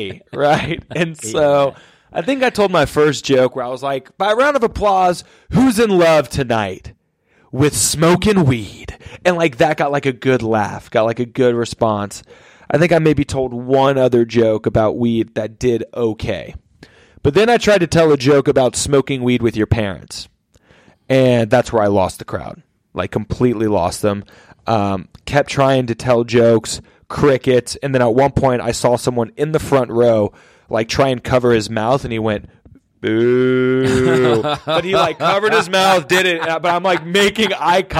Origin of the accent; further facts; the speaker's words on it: Atlanta, Georgia, United States; I'm from Atlanta